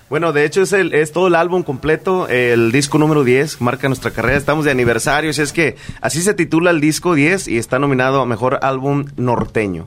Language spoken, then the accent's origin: Spanish; San Luis Potosí, Mexico; somos de San Luis Potosí